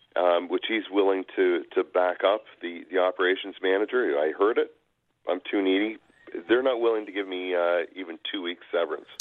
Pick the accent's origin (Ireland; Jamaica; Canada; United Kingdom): Canada; Niagara Peninsula, Ontario; I'm from the Niagara Peninsula